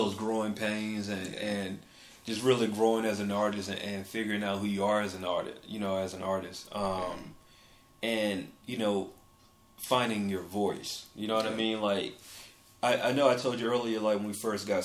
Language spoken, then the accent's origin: English; Macon, Georgia, United States; now in Atlanta, United States; I was born here, but I was raised, like, an hour away, like, in a city called Macon